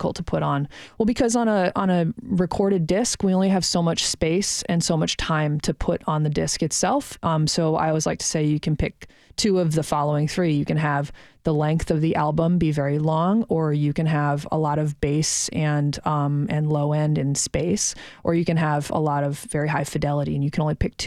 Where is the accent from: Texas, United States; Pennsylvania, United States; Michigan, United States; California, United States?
Michigan, United States; just outside of Detroit; also born or lived in Ann Arbor, Michigan; I grew up just outside of Detroit